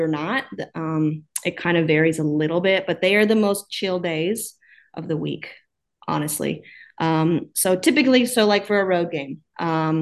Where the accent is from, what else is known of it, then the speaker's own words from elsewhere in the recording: Oklahoma, United States; moved away as an adult; also born or lived in Virginia; now in Twin Cities, United States; As I talk, you'll probably notice that I am originally from Oklahoma. So I grew up there